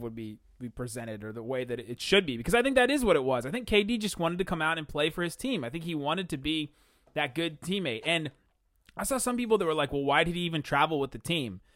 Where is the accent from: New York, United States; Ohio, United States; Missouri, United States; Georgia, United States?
Ohio, United States; Cincinnati; moved away as an adult; also born or lived in Los Angeles, California; now in Dallas, United States; I was born in Los Angeles, California. I grew up in Cincinnati, Ohio